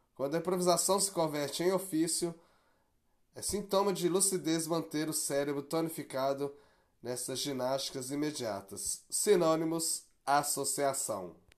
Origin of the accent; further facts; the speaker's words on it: Brazil; also born or lived in Belo Horizonte; o que isso nos traz como brasileiros